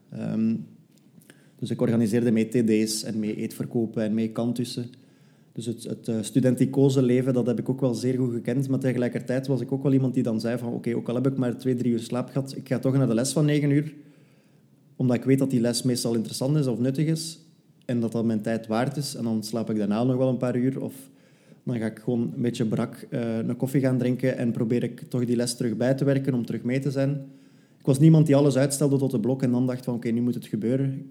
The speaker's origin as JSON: {"language": "Dutch", "region": "Flanders", "country": "Belgium", "lives_now": "Brussels, Belgium", "said": "Ik ben afkomstig uit West-Vlaanderen, maar ik probeer dat zo goed mogelijk te verbergen. Ik heb eh, in Leuven gestudeerd en nu woon ik ondertussen ook al bijna twee jaar in Brussel."}